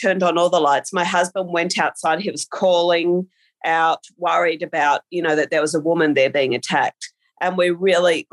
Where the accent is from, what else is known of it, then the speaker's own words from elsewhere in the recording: Australia; an Australian author